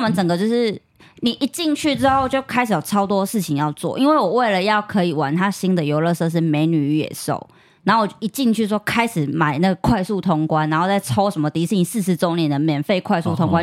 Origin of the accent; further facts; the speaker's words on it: Taiwan; 我是台湾来的